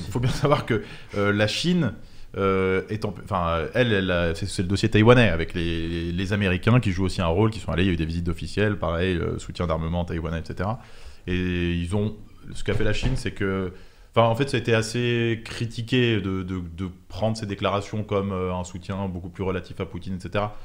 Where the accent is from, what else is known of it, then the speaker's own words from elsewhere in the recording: Paris, Île-de-France, France; also born or lived in Montauban; je suis euh, parisien, mais sinon c'est Montauban